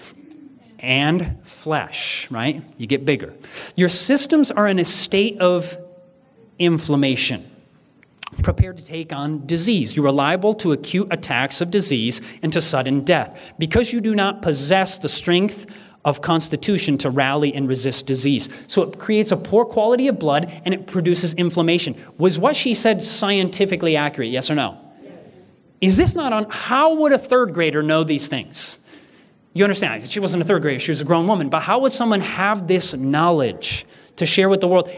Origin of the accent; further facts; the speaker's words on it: Michigan, United States; moved away; I'm originally from Michigan